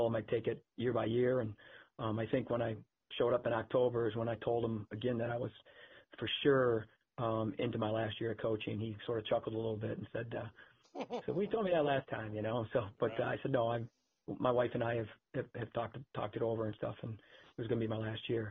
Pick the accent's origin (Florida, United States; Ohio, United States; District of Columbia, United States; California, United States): Ohio, United States; Cleveland; moved away; also born or lived in Ann Arbor; I grew up in Cleveland